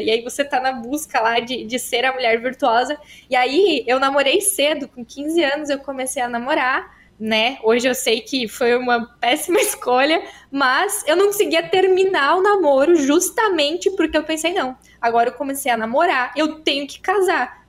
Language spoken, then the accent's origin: Portuguese; Timbó, Santa Catarina, Brazil; accent: mixed Catarinense and Gaúcho; estou falando de Santa Catarina, mais precisamente na região de Timbó, fica do ladinho de Blumenau. Mas a gente tem uma certa influência do Rio Grande, então meu sotaque é um pouco misturado, assim, né? Um pouco Catarina, com um pouco de Rio Grande também.